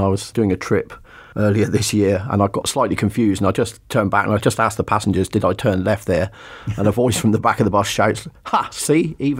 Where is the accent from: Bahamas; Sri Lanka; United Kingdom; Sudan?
United Kingdom; St Ives, South West England; also born or lived in Bideford / Torrington / Exmouth; I describe myself as a West Country boy. I was born in Biddeford in North Devon, but I never really lived there. My dad worked for Barclays Bank and got moved around from place to place.